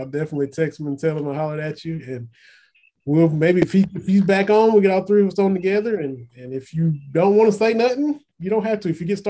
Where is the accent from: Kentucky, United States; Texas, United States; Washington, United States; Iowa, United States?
Kentucky, United States; Harlan County; moved away; I'm from Harlan County.